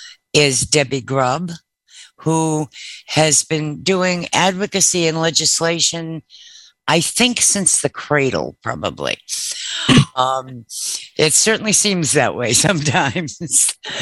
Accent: Massachusetts, United States; now in Maryland, United States; right around the time I came to Maryland from Massachusetts.

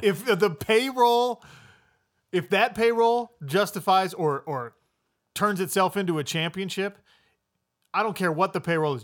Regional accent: Utah, United States; I'm from Utah

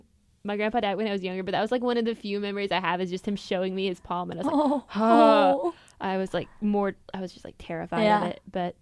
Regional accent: the South, Southern United States, United States; accent: Southern; I try to reject my accent a little bit, and then sometimes it comes out full twang.

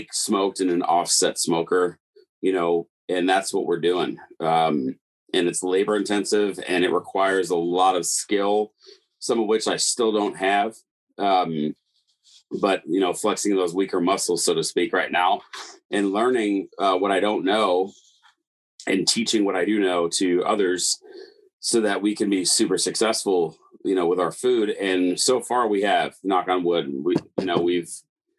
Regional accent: East Coast, United States; moved away as an adult; also born or lived in Chicago / New Jersey; now in Las Vegas, United States; I'm from the East Coast originally.

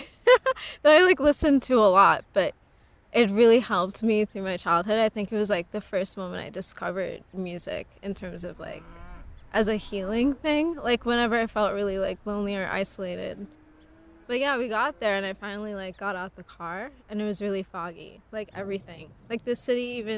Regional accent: Trinidad & Tobago; also born or lived in Long Island, New York; now in Brooklyn, United States; I'm from Trinidad and Tobago, but I'm coming from Brooklyn right now.

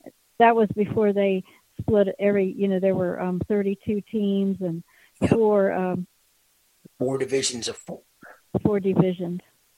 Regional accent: Eastern Panhandle of West Virginia, United States; I grew up in the Eastern Panhandle of West Virginia

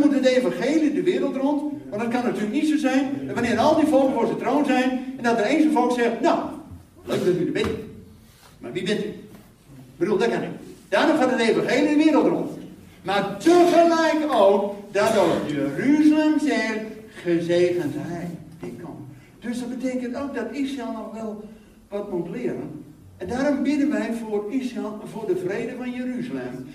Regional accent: Netherlands; als Nederlander

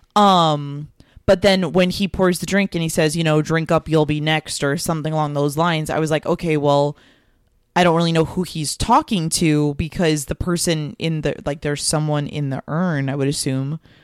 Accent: Florida, United States; also born or lived in New York; I was born in New York. I moved to Florida when I was six.

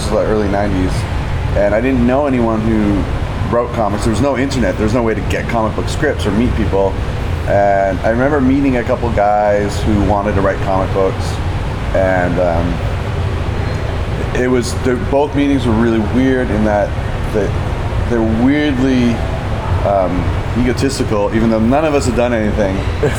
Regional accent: Oshawa, Ontario, Canada; also born or lived in Toronto / Kelowna; now in Vancouver, Canada; I was born in Toronto, but I grew up in Oshawa.

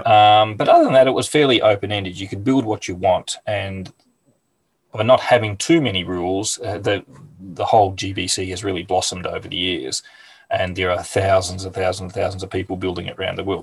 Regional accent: Hastings, Victoria, Australia; I'm in a little town called Hastings, which is about an hour's drive south of Melbourne on the Mornington Peninsula. Um, mm. lived here all my life. I have moved away, but I ended up coming back to my hometown

